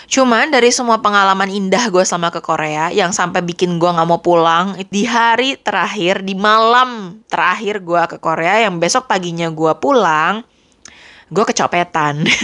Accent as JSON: {"language": "Indonesian", "country": "Indonesia", "said": "karena kan istilahnya gue dari Indonesia gitu ya"}